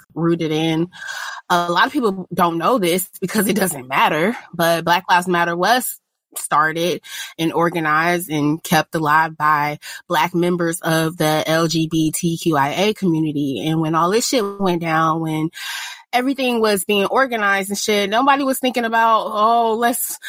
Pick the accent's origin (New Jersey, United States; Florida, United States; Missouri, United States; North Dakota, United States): Missouri, United States; St. Louis; I'm from St. Louis